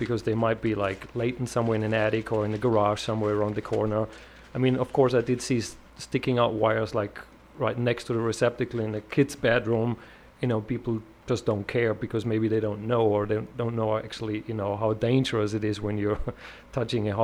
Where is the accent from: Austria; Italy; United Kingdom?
Austria; accent: Austrian; English is a second language; moved away as an adult; now in United States; So originally, I'm from Europe, Austria